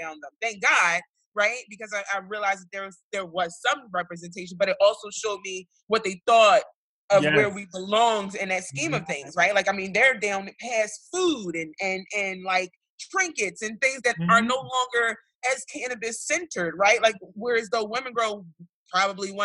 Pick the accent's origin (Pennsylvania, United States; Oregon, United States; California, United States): Pennsylvania, United States; Philadelphia; my neighborhood, I come from North Philadelphia